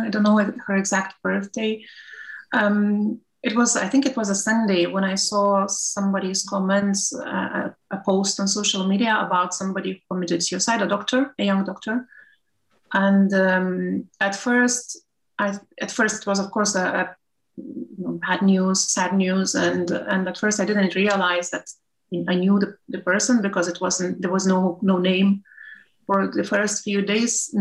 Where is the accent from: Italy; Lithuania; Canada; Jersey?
Lithuania; moved away as an adult; now in Liverpool, United Kingdom; I now work in the UK, in Liverpool. I'm originally from Lithuania.